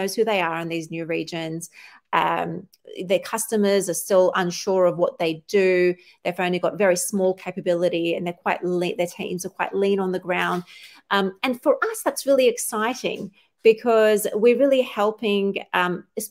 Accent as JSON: {"language": "English", "town": "Sydney", "region": "New South Wales", "country": "Australia", "tie": "born or raised there", "said": "I grew up in Australia all my life"}